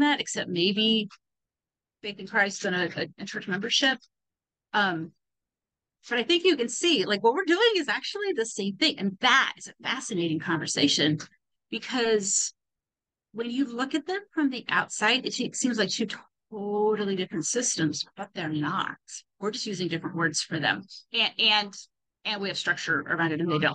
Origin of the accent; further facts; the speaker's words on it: California, United States; moved away; I grew up in California